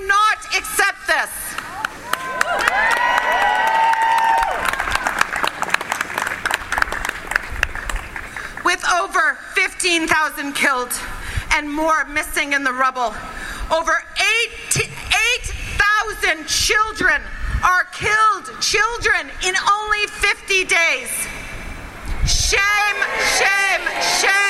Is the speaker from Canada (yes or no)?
yes; Ottawa, Ontario, Canada; now in Victoria, Canada; I am born in Ottawa, and as a Canadian citizen